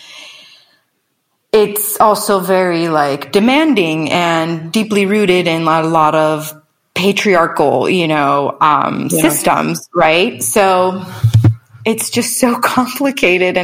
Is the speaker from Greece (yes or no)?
yes; Greece; moved away; also born or lived in Sacramento, United States; I was raised in Greece and then moved back to Sacramento